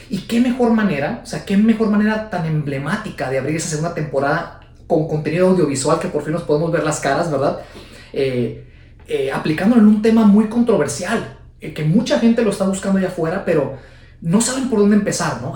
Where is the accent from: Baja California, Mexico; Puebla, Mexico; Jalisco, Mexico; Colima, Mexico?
Jalisco, Mexico; Guadalajara; la ciudad de Guadalajara, Jalisco, de donde soy yo. Guadalajara, Jalisco, México